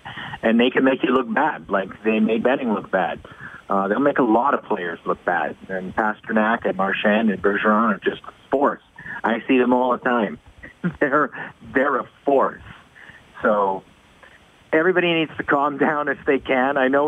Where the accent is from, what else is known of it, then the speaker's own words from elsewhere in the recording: Edmonton, Alberta, Canada; moved away as an adult; now in Montreal, Canada; as I started in the market in Edmonton and then moved to Montreal, being born and raised in Edmonton